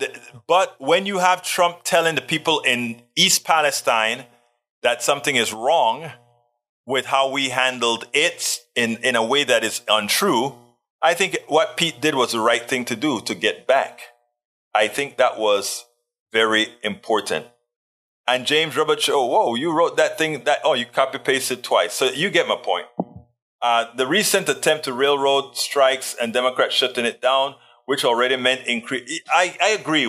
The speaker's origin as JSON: {"language": "English", "country": "Panama", "tie": "born or raised there", "said": "I was born in Panama"}